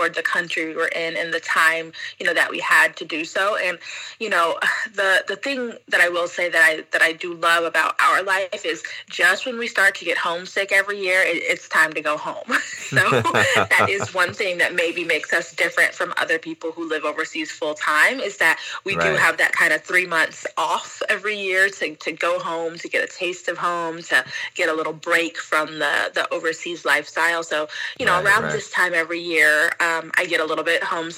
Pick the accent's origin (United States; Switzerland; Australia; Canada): United States; Atlanta, Georgia; moved away as an adult; also born or lived in Miami; now in Japan; We're actually both from Atlanta